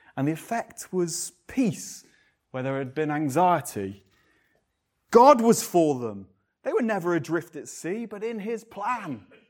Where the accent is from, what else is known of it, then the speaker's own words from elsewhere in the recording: England, United Kingdom; we're English. I quite like being English in reserve, but we're so English